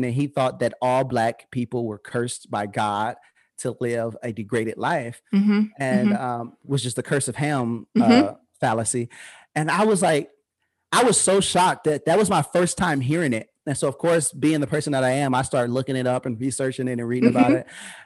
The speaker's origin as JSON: {"language": "English", "town": "Peoria", "region": "Illinois", "country": "United States", "tie": "born or raised there", "said": "I was raised in the Harrison Homes in Peoria, Illinois"}